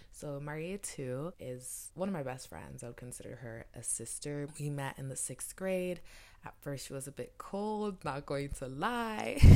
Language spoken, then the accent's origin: English; Cameroon; I'm from Cameroon.